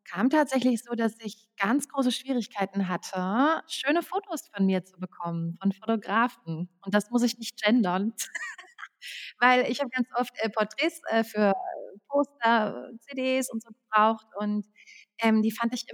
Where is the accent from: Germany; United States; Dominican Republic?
Germany; Frankfurt, Hesse; now in Berlin, Germany; Ich wohne in Berlin, ich komme aus Frankfurt am Main.